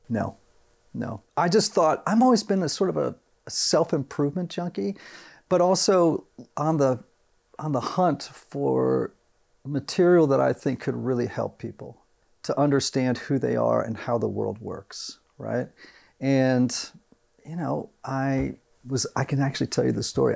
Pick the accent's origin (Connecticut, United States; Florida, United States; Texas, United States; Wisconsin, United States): Connecticut, United States; Greenwich; I grew up in Greenwich, Connecticut, right, right outside of Manhattan